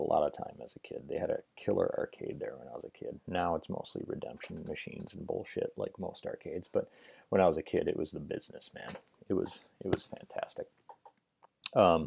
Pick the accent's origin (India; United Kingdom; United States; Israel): United States; Merrill, Wisconsin; moved away; I'm from Merrill. I grew up in Merrill